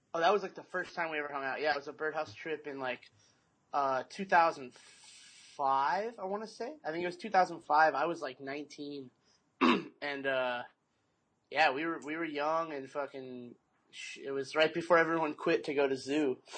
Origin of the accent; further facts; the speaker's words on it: Mesa, Arizona, United States; also born or lived in Tempe, Arizona; Arizona, born and raised in Mesa